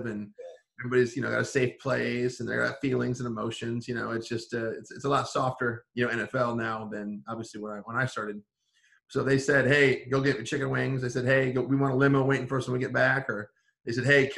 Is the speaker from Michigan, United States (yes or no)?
yes; Paw Paw, Michigan, United States; my hometown of Paw Paw, Michigan